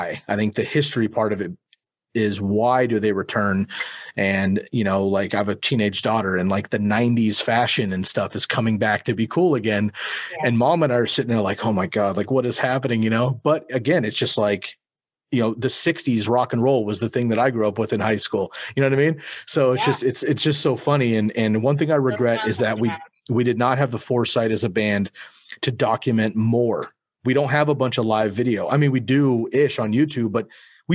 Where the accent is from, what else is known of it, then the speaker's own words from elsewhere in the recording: Bay Area, California, United States; moved away as an adult; now in Eugene, United States; I grew up in California. I moved up to Oregon when I was 19